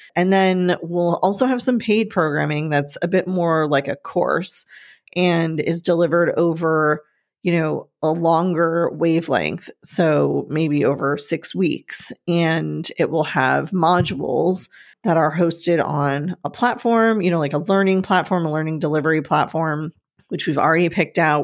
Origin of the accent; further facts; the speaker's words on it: Northeast, United States; moved away; growing up in the Northeast with all of the trees